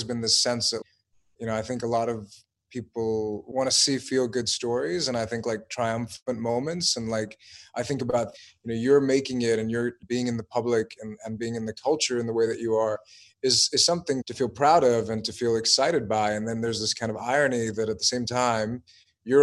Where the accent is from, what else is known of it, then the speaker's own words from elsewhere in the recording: United States; I'm American